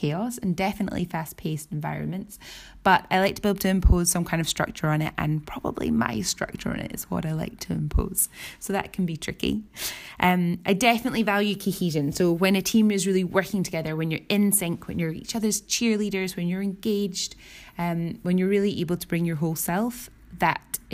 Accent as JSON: {"language": "English", "town": "Edinburgh", "region": "Scotland", "country": "United Kingdom", "said": "I come from Edinburgh, Scotland"}